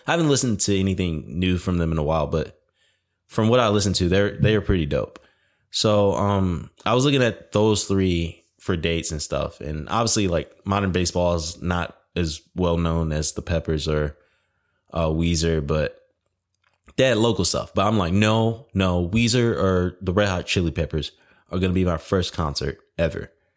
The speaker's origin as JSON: {"language": "English", "town": "Detroit", "region": "Michigan", "country": "United States", "tie": "born or raised there", "moved": "yes", "said": "lived in Detroit. I was born in Detroit."}